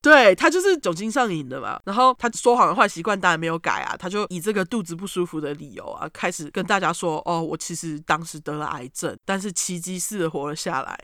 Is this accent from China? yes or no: no; Taiwan; 我们台湾人的